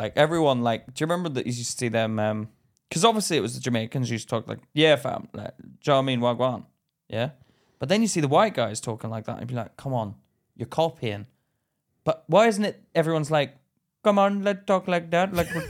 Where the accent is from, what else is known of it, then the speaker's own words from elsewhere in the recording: Ireland; Miss, I can't fucking be arsed with doing this. But it's because I'm Irish.